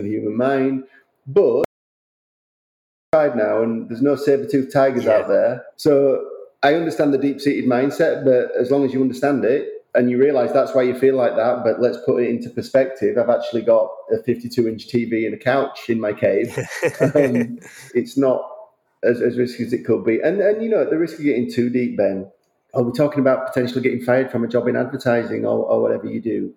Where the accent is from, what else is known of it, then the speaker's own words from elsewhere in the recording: United Kingdom; now in Westchester, United States; as a Brit living in America, I didn't see my family for a massive period of time